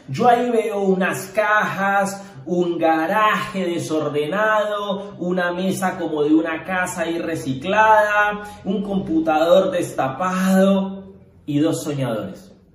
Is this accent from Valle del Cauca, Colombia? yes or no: yes; Cali, Valle del Cauca, Colombia; Nosotros somos de Cali, empezamos en Cali